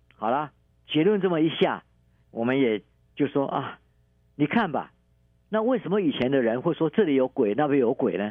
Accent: Taiwan; 我们台湾话叫做铁齿的 T K

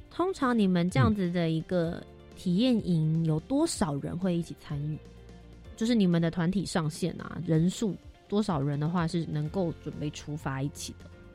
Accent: Taipei, Taiwan; also born or lived in Kaohsiung; 我是高雄出生，然后后来到台北这边来长大工作的

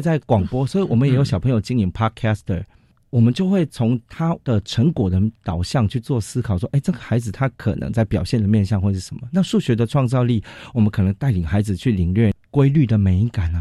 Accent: Miaoli County, Taiwan; moved away as an adult; also born or lived in Taoyuan; now in Taipei, Taiwan; 我是在桃园出生，然后苗栗长大，家里经济不是很好

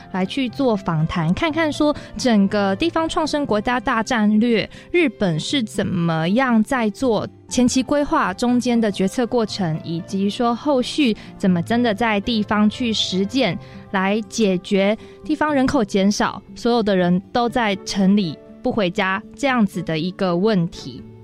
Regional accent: Taichung, Taiwan; first language Hakka; 我是，呃，在台中东市出生

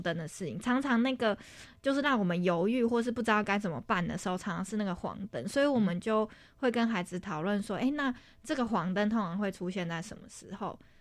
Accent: Taiwan; 毕竟我们就是一起在台湾长大嘛

